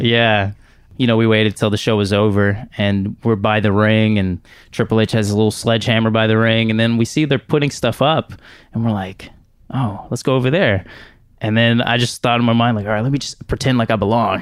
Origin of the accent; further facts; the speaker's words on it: Houston, Texas, United States; I'm from Houston. I never really traveled anywhere